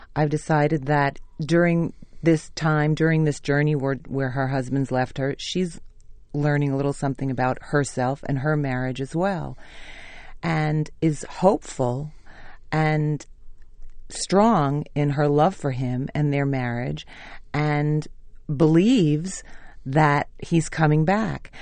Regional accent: New York City, New York, United States; also born or lived in Staten Island / Manhattan; I was born in Brooklyn and we lived there till I was 15. And then we moved to Staten Island

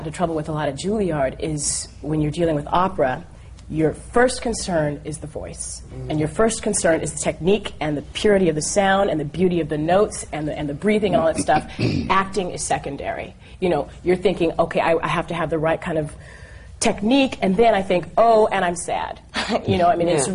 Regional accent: New York City, New York, United States; I grew up in New York City

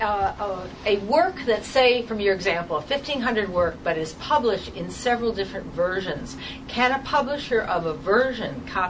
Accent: England, United Kingdom; And I'm English, and I do an adaptation.

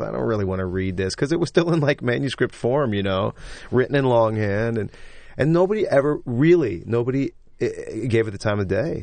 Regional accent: St. Louis, Missouri, United States; I'm from Saint Louis, Missouri

